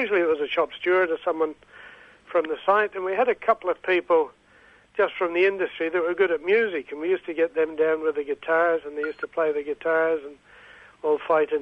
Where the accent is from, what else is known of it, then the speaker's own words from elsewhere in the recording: Scotland, United Kingdom; now in Australia; I'm a Scot